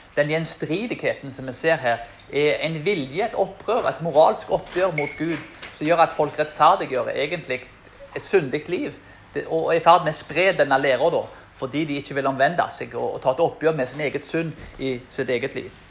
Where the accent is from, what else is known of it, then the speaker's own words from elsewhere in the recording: Karmøy, Rogaland, Norway; til og med der jeg er fra. Som er en, eh, Den hellige øy, som de kaller Karmøyene.